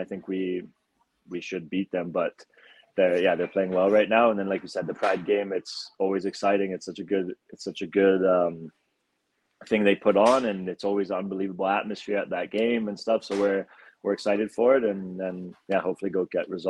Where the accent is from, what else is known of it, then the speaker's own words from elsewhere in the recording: Calgary, Alberta, Canada; God, despite this silly accent that no one knows where it's from, I am from Calgary.